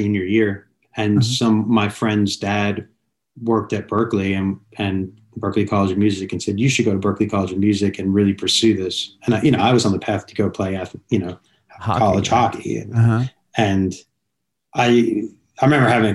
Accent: Long Island, New York, United States; moved away as an adult; also born or lived in Connecticut; now in Los Angeles, United States; I was living away from home and I grew up in New York.

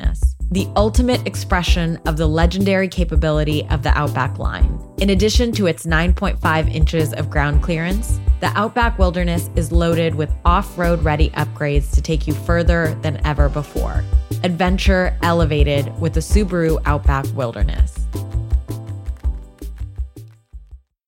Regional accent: Pakistan; moved away; large parts of my home country. No, I was just a city kid.

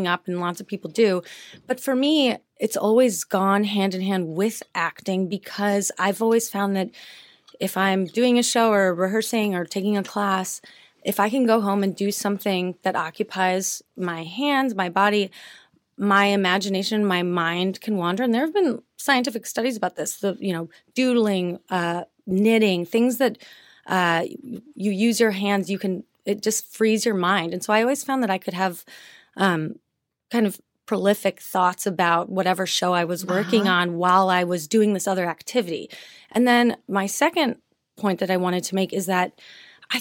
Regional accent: Chicago, Illinois, United States; I grew up in Chicago

